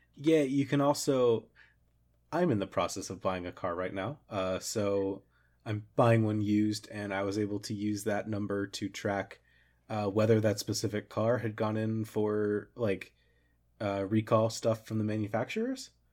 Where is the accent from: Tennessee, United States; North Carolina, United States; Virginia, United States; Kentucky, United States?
Kentucky, United States; Florence; Florence is also the name of my hometown